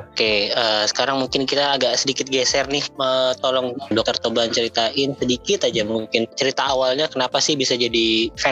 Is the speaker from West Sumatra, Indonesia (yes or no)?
no; Makassar, South Sulawesi, Indonesia; born or raised there